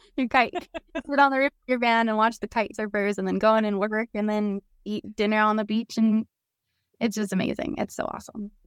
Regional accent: Salt Lake City, Utah, United States; moved away as an adult; I'm from Salt Lake City, born and raised

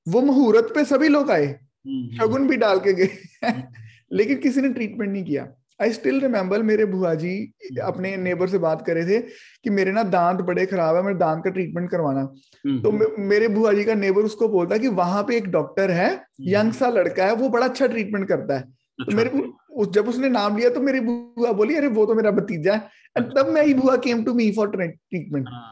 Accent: Amritsar, Punjab, India; मैं बेसिकली अमृतसर पंजाब से बिलोंग करता हूँ

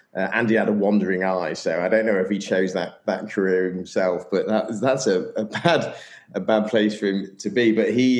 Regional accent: Sheffield, Yorkshire and the Humber, United Kingdom; I'm English from Sheffield

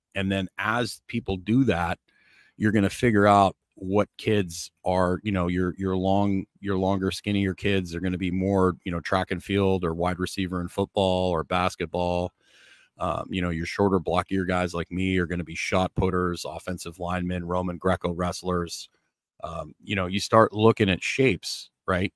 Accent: Canada; I grew up in Canada

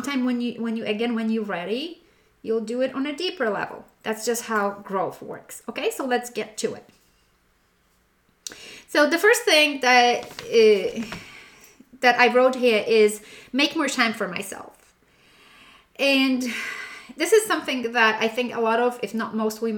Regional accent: Poland; moved away; being born and raised in Poland

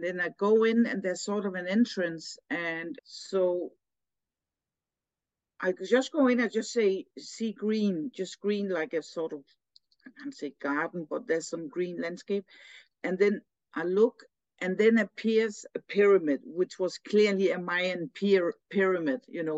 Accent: Denmark; I'm from Denmark and so brought up here, you know, grown up in this culture

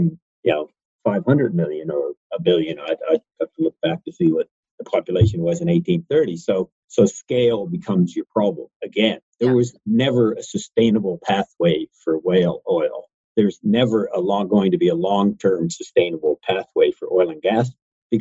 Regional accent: Eastern Canada, Canada; growing up in Eastern Canada

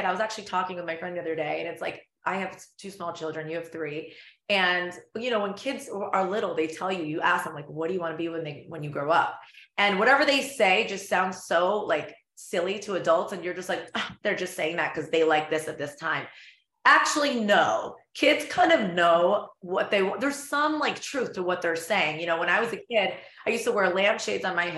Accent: Florida, United States; also born or lived in London, United Kingdom / Los Angeles / Spain; I moved to Florida when I was five.

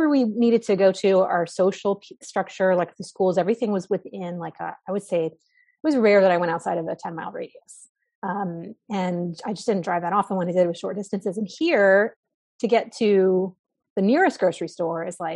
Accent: Georgia, United States; moved away as an adult; also born or lived in Los Angeles, United States / Atlanta, United States; we moved back to Georgia, which is where we're from

